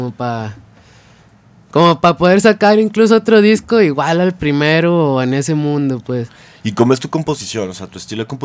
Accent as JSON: {"language": "Spanish", "town": "Mezquital", "region": "Durango", "country": "Mexico", "tie": "born or raised there", "said": "Se llama el Mezquital Durango."}